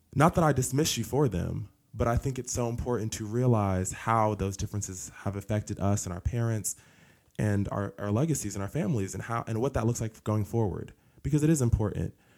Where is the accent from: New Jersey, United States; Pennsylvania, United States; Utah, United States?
New Jersey, United States; Newark; moved away as an adult; also born or lived in Tennessee; now in Cleveland, Tennessee, United States; I grew up in New Jersey in a single parent household